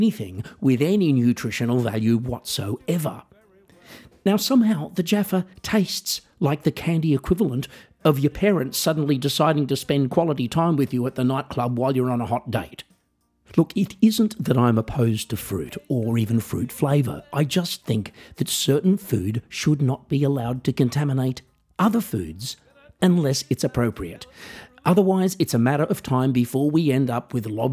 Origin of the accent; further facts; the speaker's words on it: Australia; growing up in Australia